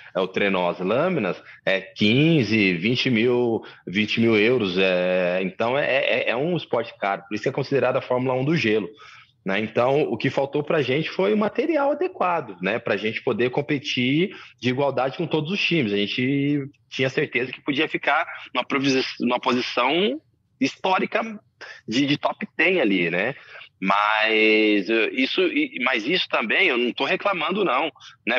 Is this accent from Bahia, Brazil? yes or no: yes; Camamu, Bahia, Brazil; moved away; also born or lived in Santo André, São Paulo; eu nasci na Bahia, né? Em Camamu. Meus pais me adotaram quando eu era bem novinho, né? Depois eu vim para São Paulo, é, em Santo André especificamente.